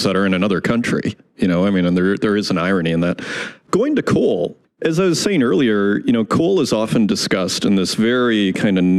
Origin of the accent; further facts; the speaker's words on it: Canada; as a Canadian